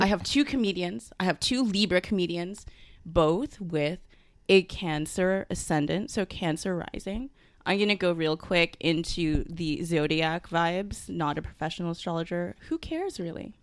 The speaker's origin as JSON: {"language": "English", "country": "Canada", "tie": "born or raised there", "also_born_or_lived": "Singapore", "said": "I am from Singapore, but I'm of Chinese descent, even though I was born here in Canada, so I'm a thousand percent Canadian"}